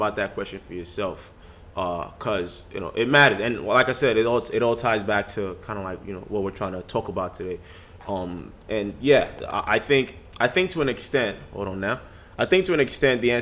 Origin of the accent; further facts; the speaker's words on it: Nigeria; moved away; I grew up in Nigeria